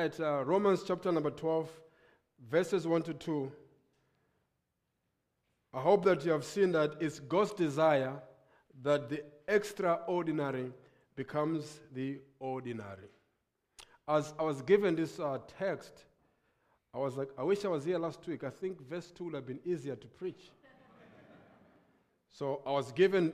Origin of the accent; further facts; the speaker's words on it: Lilongwe, Central Region, Malawi; I come from Lilongwe, Malawi